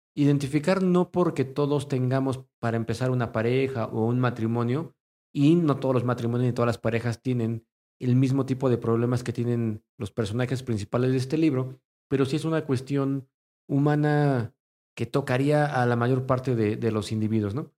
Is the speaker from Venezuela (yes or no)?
no; Mexico; nosotros como mexicanos en este país